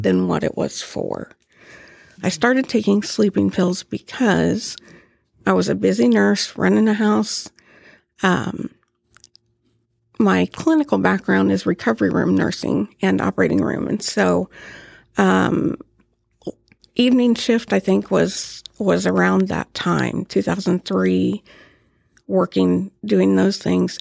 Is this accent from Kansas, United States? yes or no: yes; Topeka, Kansas, United States; born and raised in Topeka